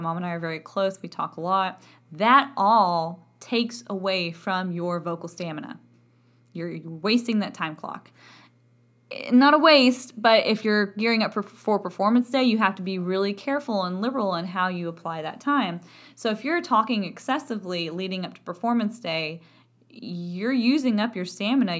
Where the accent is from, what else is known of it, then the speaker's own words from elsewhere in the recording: Texas, United States; accent: Texan; A, because of my accent. I'm from Texas, and my accent had a lovely time of affecting my vowel production